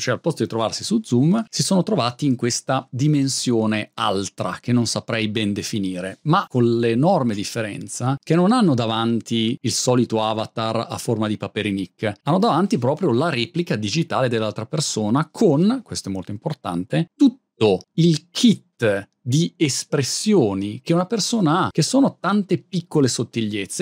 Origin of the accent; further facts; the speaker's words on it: Milan, Lombardy, Italy; moved away as an adult; now in Brighton, United Kingdom; ricordo quando ero ragazzino a Milano dalla scuola, tutti i miei compagni di classe erano di Milano